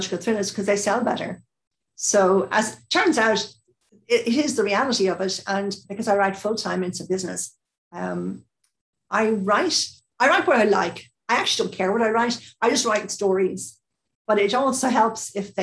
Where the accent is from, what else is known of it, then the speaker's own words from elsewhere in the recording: Ireland; I'm Irish